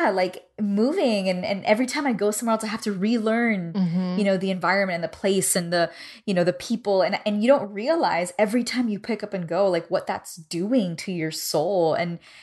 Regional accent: Miami, Florida, United States; now in Nashville, United States; where I was raised was right outside of Little Havana

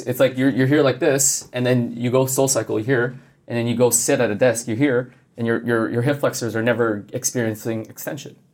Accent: Montreal, Quebec, Canada; growing up in Canada, yeah. So I'm originally from Montreal.

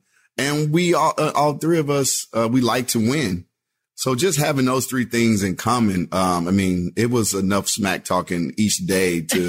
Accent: Texas, United States; because I have so many memories growing up in Texas, like going to Austin for everything.

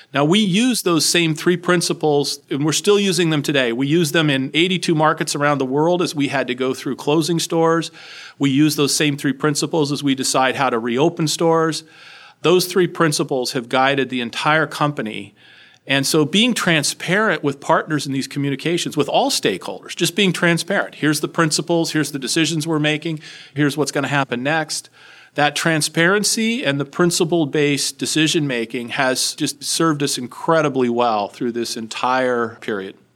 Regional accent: Los Alamos, New Mexico, United States; moved away; I grew up in a small town in New Mexico, Los Alamos, New Mexico

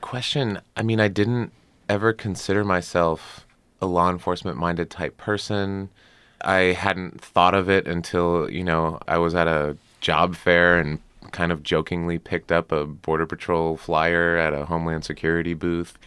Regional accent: Arizona, United States; moved away as an adult; also born or lived in Washington, D.C.; I grew up in Arizona

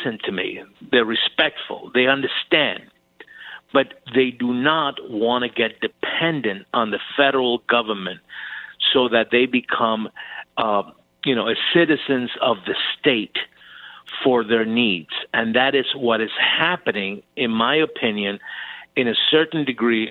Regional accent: Cuba; now in United States; I was born in Cuba. I was born on the Fidel Castro.

